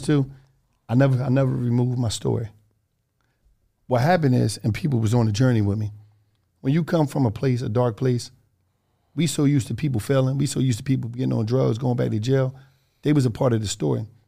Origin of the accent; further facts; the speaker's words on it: Philadelphia, Pennsylvania, United States; I'm from Twelfth Street